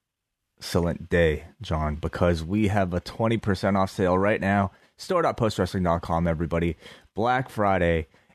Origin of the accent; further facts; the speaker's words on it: Canada; It's great being Canadian.